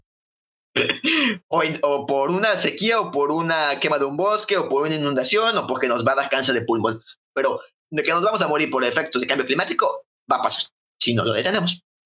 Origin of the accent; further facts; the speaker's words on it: Mexico; somos nosotros de México